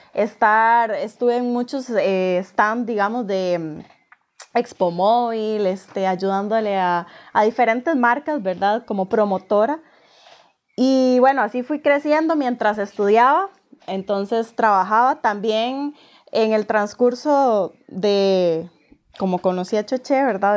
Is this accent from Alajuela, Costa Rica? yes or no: yes; San Ramón, Alajuela, Costa Rica; now in Escazú, Costa Rica; soy oriunda de San Ramón, pero me vine a vivir a Escazú, San José, Escazú de Costa Rica